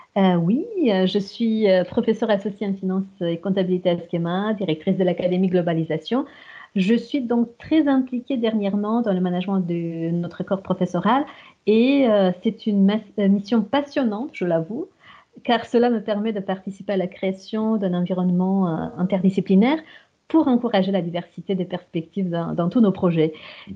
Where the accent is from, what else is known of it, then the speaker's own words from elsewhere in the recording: Romania; French is a second language; moved away as an adult; roumaine. J'ai suivi des études en Roumanie dans des filières francophones et cela jusqu'aux études universitaires